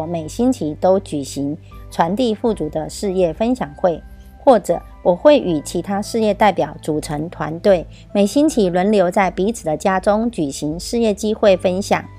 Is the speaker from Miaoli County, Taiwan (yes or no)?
yes; Miaoli County, Taiwan; 我是苗栗的